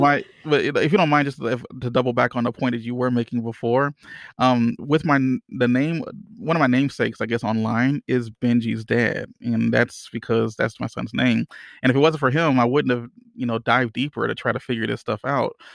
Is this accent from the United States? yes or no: yes; Louisiana, United States; I'm from Louisiana